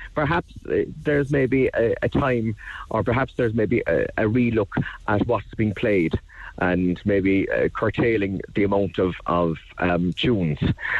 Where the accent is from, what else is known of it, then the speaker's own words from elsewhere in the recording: Cork, Munster, Ireland; It's great fun as an Irish person to go up there, as a Corkonian to go up there and have the opportunity.